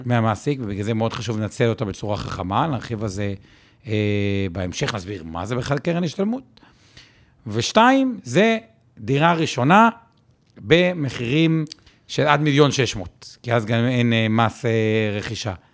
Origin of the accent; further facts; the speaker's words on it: Haifa, Haifa District, Israel; אני פשוט חיפאי